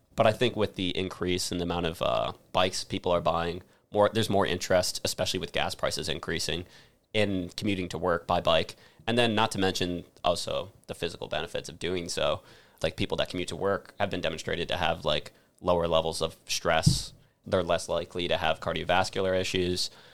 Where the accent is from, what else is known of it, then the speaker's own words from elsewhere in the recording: Avon, Connecticut, United States; my hometown in Avon, Connecticut